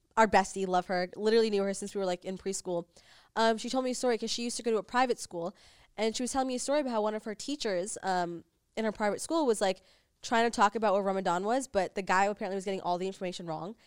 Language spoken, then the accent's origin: English; United States; now in Los Angeles, United States; we grew up in America